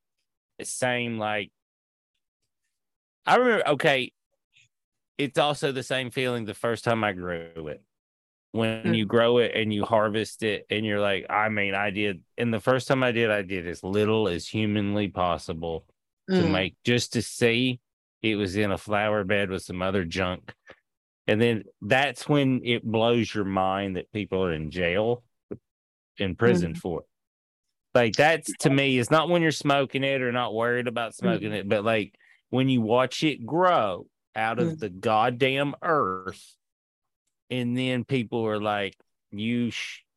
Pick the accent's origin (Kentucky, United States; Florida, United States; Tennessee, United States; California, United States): Tennessee, United States; moved away; also born or lived in Seattle; I'm from Tennessee originally.